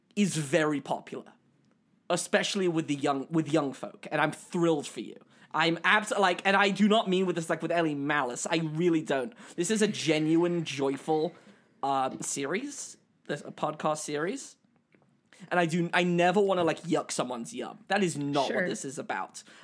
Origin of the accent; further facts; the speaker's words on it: United States; in my teenage years, growing up in America in the 2000s